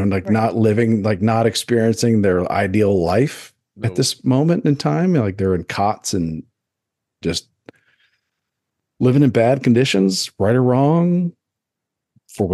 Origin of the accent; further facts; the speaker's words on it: United States; As an American